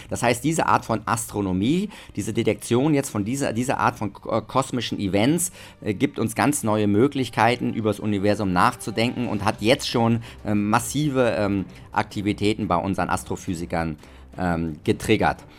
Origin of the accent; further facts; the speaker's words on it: Germany; now in Austria; Äh, da bin ich Deutscher, aber sonst, was alles andere angeht, bin ich, äh, fühle ich mich als Österreicher